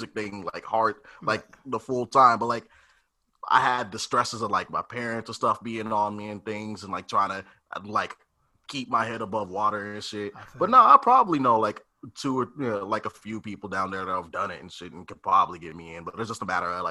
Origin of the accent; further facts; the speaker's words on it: Copperas Cove, Texas, United States; moved away as an adult; now in California, United States; I'm from Copper's Cove. It's like an hour away from Austin